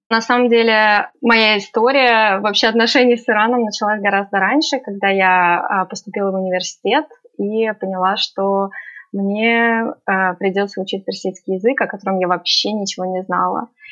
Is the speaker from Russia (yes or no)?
yes; Russia; now in Tehran, Iran; я из России